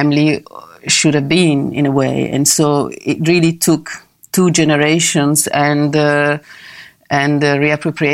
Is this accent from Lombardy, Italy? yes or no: yes; Milan, Lombardy, Italy; also born or lived in London; I went back to Milano, my hometown